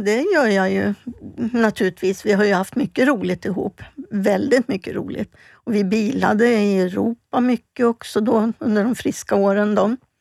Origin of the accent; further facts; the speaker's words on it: Stockholm, Stockholm County, Sweden; also born or lived in Falun; jag är född och uppväxt i Stockholm bodde ute i Hässelby